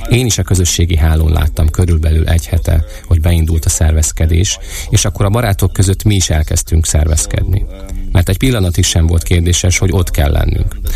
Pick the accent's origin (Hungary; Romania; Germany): Germany; Berlin; now in Munich, Germany; Münchenben, ahol tíz éve élek. Egyébként Berlinben nőttem fel.